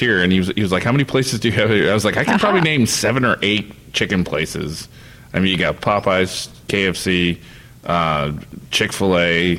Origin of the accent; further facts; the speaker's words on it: United States; I grew up here.